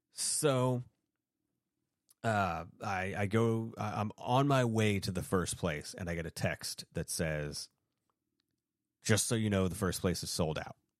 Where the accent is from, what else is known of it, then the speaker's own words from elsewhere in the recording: Maine, United States; when I was a kid growing up in Maine